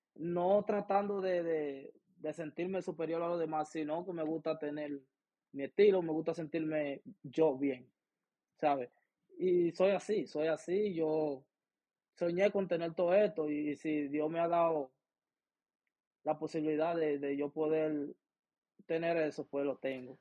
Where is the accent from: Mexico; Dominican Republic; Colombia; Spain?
Dominican Republic; Baní, Peravia; born or raised there; now in Cleveland, United States